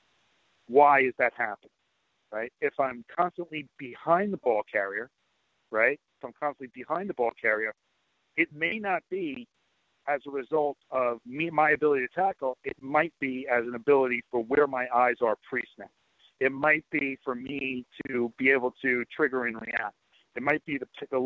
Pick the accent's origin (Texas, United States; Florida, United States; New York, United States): New York, United States; New York City; I'm originally from Queens, Long Island area too